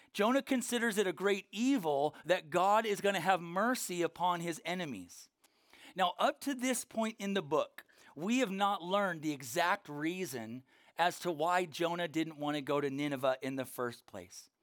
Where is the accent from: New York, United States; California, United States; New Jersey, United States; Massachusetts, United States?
California, United States; Norco; from Norco, California. We have horse trails there, not sidewalks